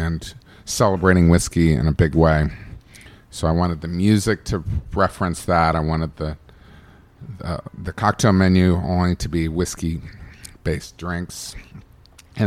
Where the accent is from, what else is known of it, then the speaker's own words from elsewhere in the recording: Bristol, Virginia, United States; now in Los Angeles, United States; growing up in Virginia and having those experiences in Virginia